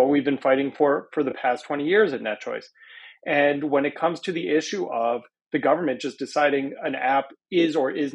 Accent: United States; as an American

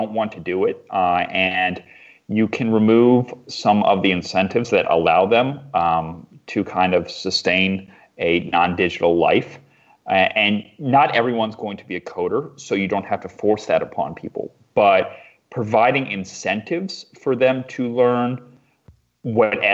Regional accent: Eastern Shore of Maryland, United States; also born or lived in Washington, D.C.; I grew up in a very remote part of the Eastern Shore of Maryland

